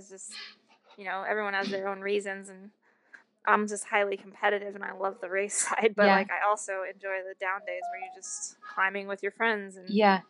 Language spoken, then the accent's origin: English; Washington, United States; also born or lived in California; I was from Washington and had to grow up riding in horse barns, and like, it just rained